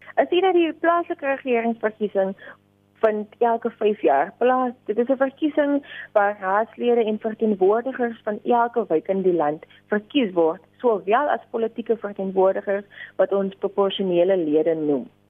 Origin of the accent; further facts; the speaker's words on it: South Africa; as 'n Afrikaner, as 'n jong Suid-Afrikaner